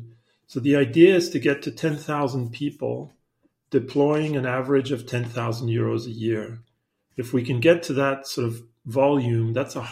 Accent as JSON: {"language": "English", "country": "Spain", "tie": "born there", "also_born_or_lived": "Africa", "said": "I went to school mostly in Africa, I was born in Spain, a French citizen."}